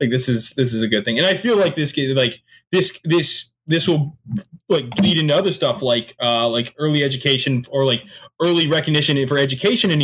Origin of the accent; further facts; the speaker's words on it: Canada; I am Canadian